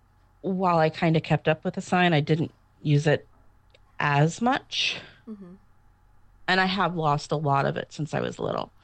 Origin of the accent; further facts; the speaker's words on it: Southern Missouri, United States; moved away; Southern Missouri